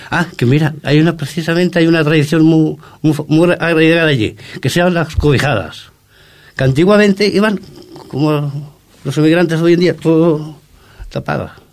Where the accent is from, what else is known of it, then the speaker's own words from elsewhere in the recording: Córdoba, Andalusia, Spain; now in Ripollet, Spain; Yo soy no soy de autóctono de aquí, soy de Córdoba